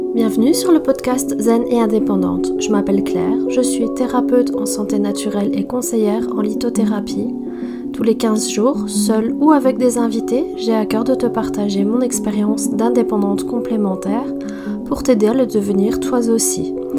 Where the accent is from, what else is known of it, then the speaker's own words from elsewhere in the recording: France; moved away as an adult; now in Belgium; je suis française, mais effectivement, je vis en Belgique